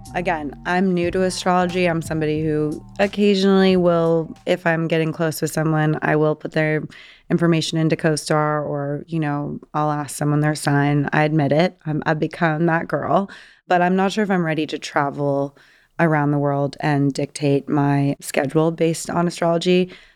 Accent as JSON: {"language": "English", "region": "Southern California", "country": "United States", "tie": "born or raised there", "said": "I grew up in Southern California"}